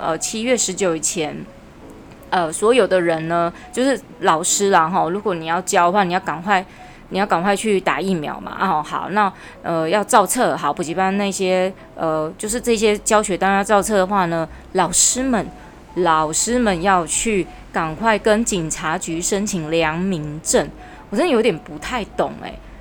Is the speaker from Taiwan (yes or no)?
yes; Taiwan; 我们台湾人